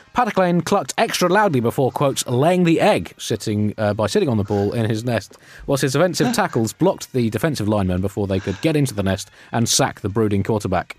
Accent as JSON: {"language": "English", "country": "United Kingdom", "said": "we're British"}